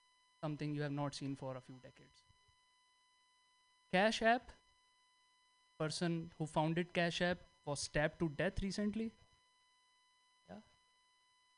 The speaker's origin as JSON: {"language": "English", "country": "India", "moved": "yes", "said": "I'm from India"}